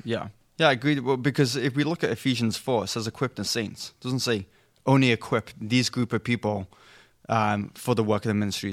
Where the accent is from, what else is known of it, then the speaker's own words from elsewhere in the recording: England, United Kingdom; moved away; I'm English, not European.